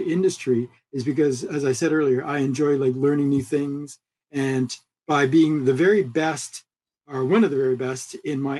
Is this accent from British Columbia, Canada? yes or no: yes; Vancouver, British Columbia, Canada; moved away as an adult; also born or lived in California, United States; growing up here in Vancouver and moving to the United States for school and then like working in California for 25 years and now coming full circle back to my hometown.